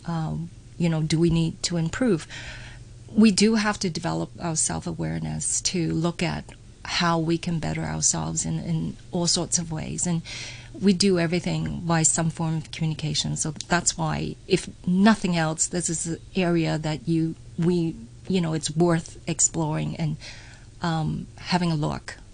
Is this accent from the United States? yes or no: no; Canada; moved away as an adult; Growing up in Canada